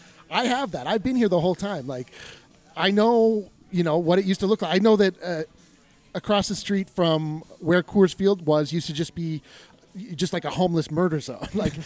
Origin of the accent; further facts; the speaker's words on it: Colorado, United States; I'm from Colorado. You know, we're all from Colorado, right?